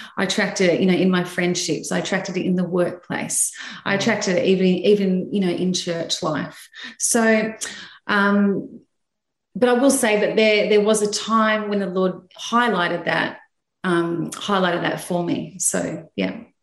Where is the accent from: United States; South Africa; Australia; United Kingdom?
Australia; Sydney, New South Wales; I'm from Sydney, Australia, and uh, I live in the, um, yeah, St. George area of Sydney.